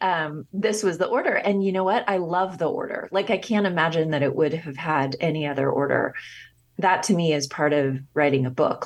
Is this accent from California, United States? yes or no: yes; Los Angeles, California, United States; growing up in Los Angeles and then returning there and working. I was living in Calif-, I was living in Northern California